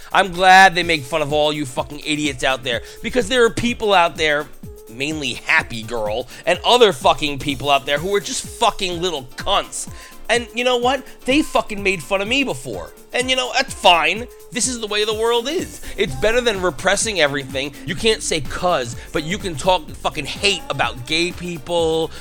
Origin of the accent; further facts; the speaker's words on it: New York, United States; I'm from New York